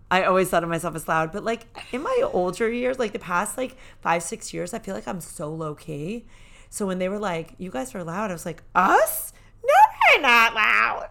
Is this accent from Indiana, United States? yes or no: no; New York, United States; I was raised in New York